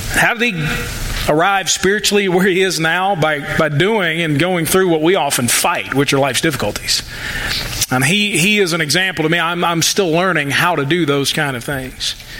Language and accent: English; United States; American Christians